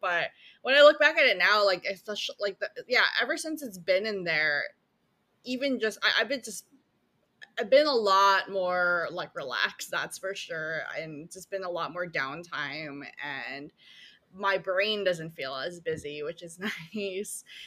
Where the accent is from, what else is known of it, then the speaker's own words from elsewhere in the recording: Philippines; I was born in the Philippines